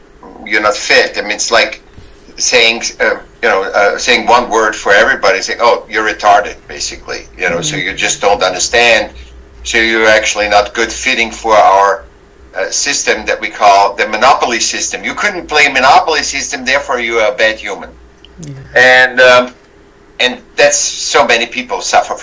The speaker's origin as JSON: {"language": "English", "region": "Vienna", "country": "Austria", "tie": "born or raised there", "said": "I was born in Vienna, Austria"}